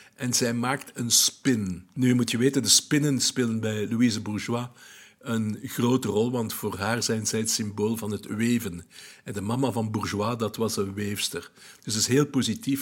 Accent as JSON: {"language": "Dutch", "country": "Belgium", "said": "I'm a Belgian eh, journalist"}